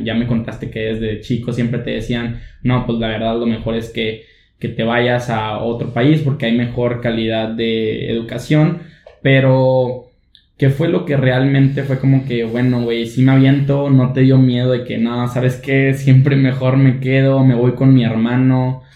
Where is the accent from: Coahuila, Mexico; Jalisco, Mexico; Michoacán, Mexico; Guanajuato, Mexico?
Coahuila, Mexico; Monclova; now in Monterrey, Mexico; somos pura raza de Monclova y dos hondureños